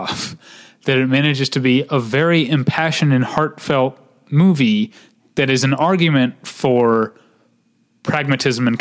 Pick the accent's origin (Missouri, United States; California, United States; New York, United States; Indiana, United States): Missouri, United States; moved away; my home state